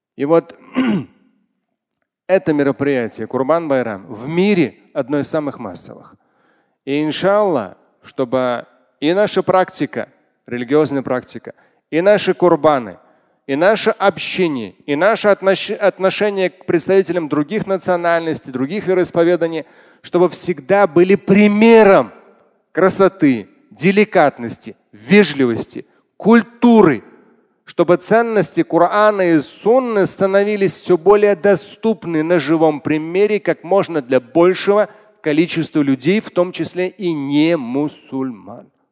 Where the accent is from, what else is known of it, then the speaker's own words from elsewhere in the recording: Moscow, Russia; я сам родился в Москве